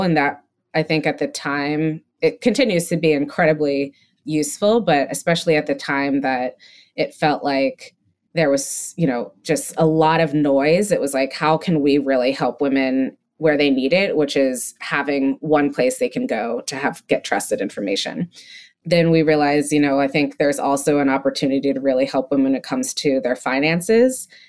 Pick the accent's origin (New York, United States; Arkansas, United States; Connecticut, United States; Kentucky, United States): Connecticut, United States; also born or lived in Massachusetts; I grew up in Massachusetts, raised in Connecticut